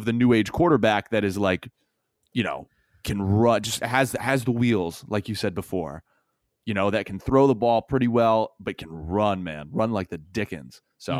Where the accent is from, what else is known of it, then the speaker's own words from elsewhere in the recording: the South, United States; I'm from the South.